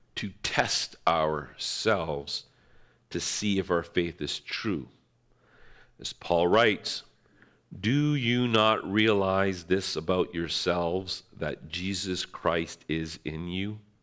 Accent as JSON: {"language": "English", "town": "North Bay", "region": "Ontario", "country": "Canada", "tie": "born or raised there", "also_born_or_lived": "London, Ontario", "moved": "as an adult", "said": "I hated living in my hometown, North Bay"}